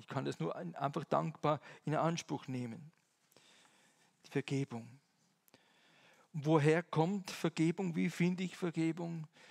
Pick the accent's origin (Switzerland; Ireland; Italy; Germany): Switzerland; Eastern Switzerland; moved away; Ich komme ja aus der Ostschweiz, das hört ihr zum Teil mindestens